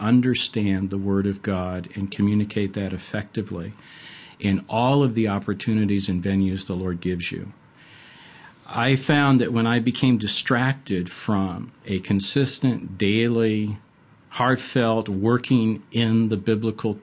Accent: Buffalo, New York, United States; moved away; I grew up in Western New York in Buffalo

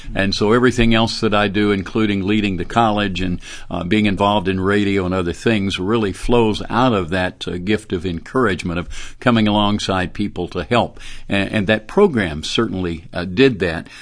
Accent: Birmingham, Alabama, United States; also born or lived in Dallas; I grew up in Birmingham, right here in the city where Beeson is and where Southeastern is

